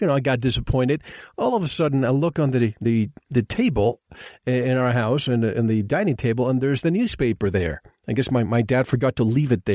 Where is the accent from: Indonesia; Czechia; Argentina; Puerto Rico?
Puerto Rico; I grew up in Puerto Rico